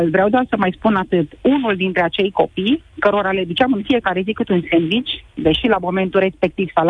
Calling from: Brașov, Brașov County, Romania; Uh, eu sunt din Brașov, sunt mama a trei copilași.

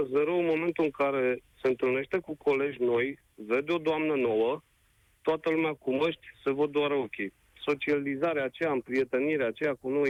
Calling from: Brașov, Brașov County, Romania; Sunt … din Brașov, am doi copii

